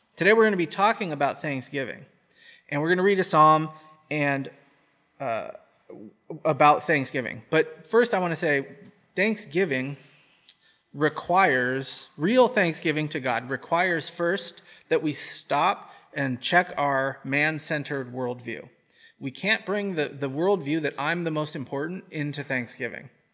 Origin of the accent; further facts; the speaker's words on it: United States; accent: American; My American accent.